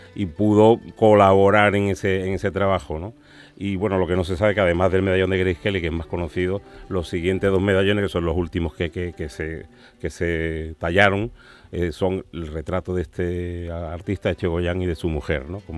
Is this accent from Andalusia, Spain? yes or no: yes; Seville, Andalusia, Spain; also born or lived in San Fernando, Cádiz; Yo soy de San Fernando, o sea, aunque llevo viviendo en Sevilla toda mi vida